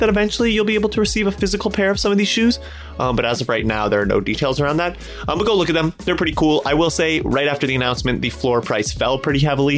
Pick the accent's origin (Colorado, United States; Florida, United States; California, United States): Colorado, United States; Boulder; I'm from Boulder, Colorado